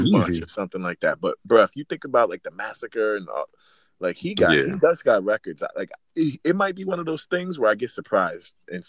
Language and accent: English; the South, United States; I'm from the South.